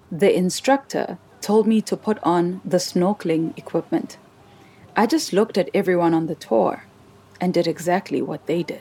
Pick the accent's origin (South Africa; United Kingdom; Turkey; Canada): South Africa; Soweto, Gauteng; I grew up in Soweto, a community in the city of Johannesburg, which is the capital of South Africa. The closest beach was six hours from my town.